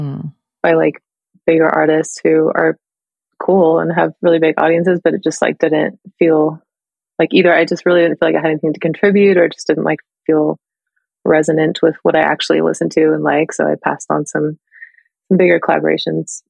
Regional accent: Sacramento, California, United States; Sacramento, and which is my hometown

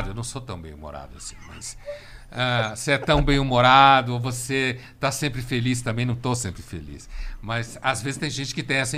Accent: Recife, Pernambuco, Brazil; born there; also born or lived in Bahia; eu nasci no Recife, morei na Bahia, eu conheço

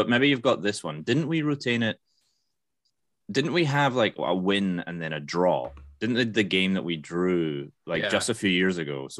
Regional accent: Scotland, United Kingdom

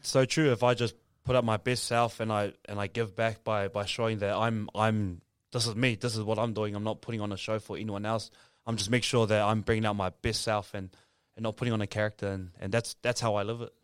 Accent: Auckland, New Zealand; also born or lived in Samoa; grew up in Otara, South Auckland

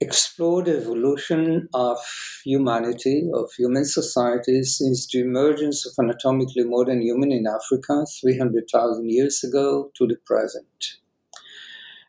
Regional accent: Jerusalem, Jerusalem District, Israel; I was born and raised in Jerusalem

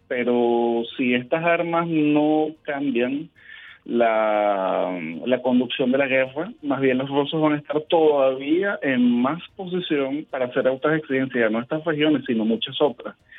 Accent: Venezuela; nosotros somos venezolanos

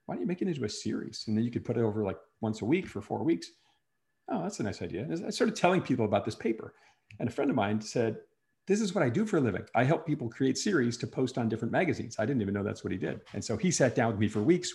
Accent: Wisconsin, United States; moved away as an adult; also born or lived in New York City; I grew up in Wisconsin, moved to New York City

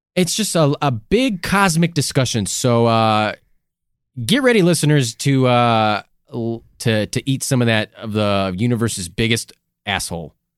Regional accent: Midwest, United States; we came from the Midwest.

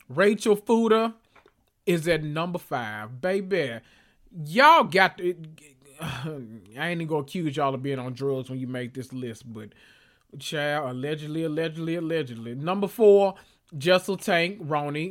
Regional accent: the South, United States; I'm from the South

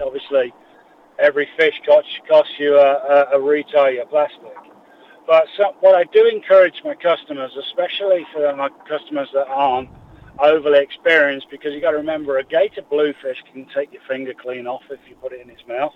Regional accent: England, United Kingdom; moved away; Being English

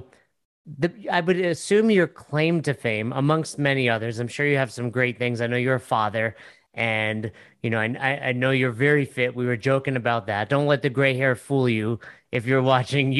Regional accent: Northeast, United States; I'm from the Northeast

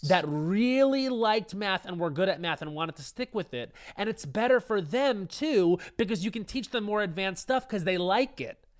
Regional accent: Long Island, New York, United States; growing up on Long Island, it was very much alcohol driven

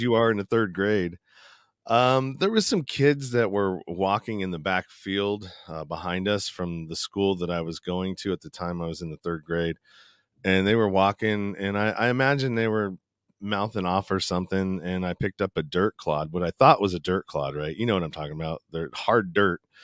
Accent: East Bay, Northern California, United States; I grew up in a small suburb of, uh, Northern California in the East Bay, uh, close to San Francisco, probably thirty minutes outside of the city, uh, going east

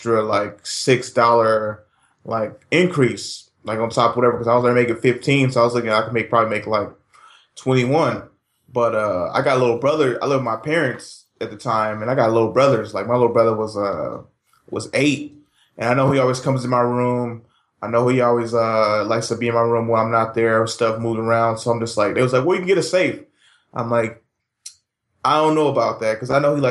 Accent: Richmond, California, United States; I grew up in Southside Richmond.

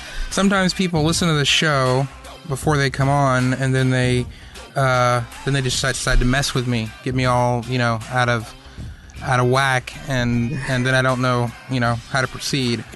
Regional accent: Atlanta, Georgia, United States; I grew up in Atlanta.

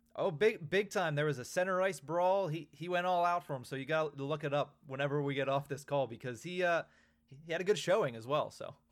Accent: Johnstown, Pennsylvania, United States; I grew up in Johnstown, went to those Chiefs Nailers games

